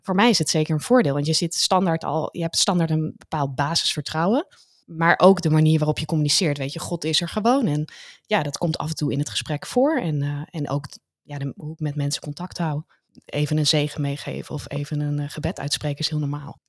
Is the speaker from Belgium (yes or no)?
no; Netherlands; ons als Nederlanders